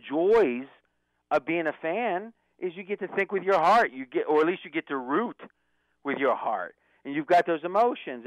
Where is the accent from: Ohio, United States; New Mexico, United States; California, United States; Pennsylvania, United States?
Pennsylvania, United States; near Pittsburgh; I grew up near Pittsburgh